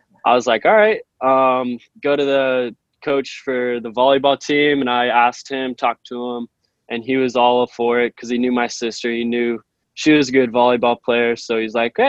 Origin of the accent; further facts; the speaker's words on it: Fresno, California, United States; I'm a business major, and I'm from Fresno, California